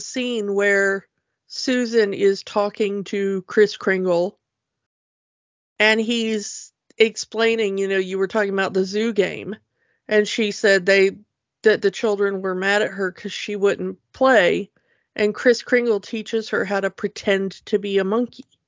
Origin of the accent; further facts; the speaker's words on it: United States; as an American